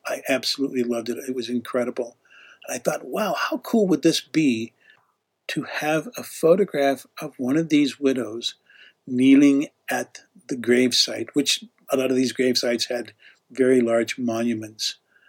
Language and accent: English; Canada; also born or lived in Utah; now in United States; And even though I was from Utah, and I told him, I said, hey, originally I'm from Canada.